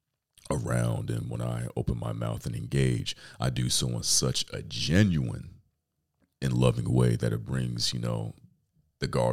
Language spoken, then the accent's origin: English; New York City, New York, United States; I'm from Brooklyn, New York